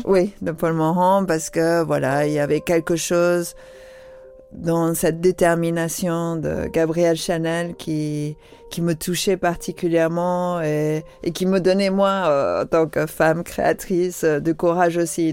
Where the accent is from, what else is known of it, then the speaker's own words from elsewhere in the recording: London, United Kingdom; moved away; j'ai grandi à Londres, c'était quoi, les années 70